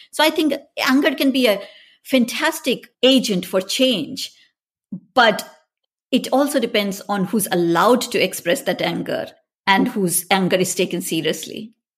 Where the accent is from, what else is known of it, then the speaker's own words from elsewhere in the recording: India; moved away; I grew up in India